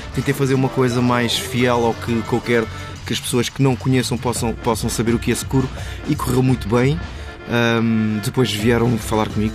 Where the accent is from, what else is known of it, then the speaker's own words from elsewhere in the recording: Portugal; also born or lived in Lisbon / Cape Verde (family, Fogo Island); eu nasci em Lisboa, nasci em Lisboa e fui colocado no bairro do Coquetejal, pá, bairro mesmo, eh, lata praticamente, mas saí muito cedo para a linha do Oeste